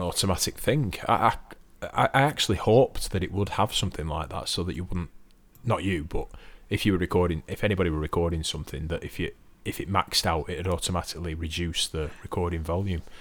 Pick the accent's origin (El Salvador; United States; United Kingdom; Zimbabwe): United Kingdom; I'm British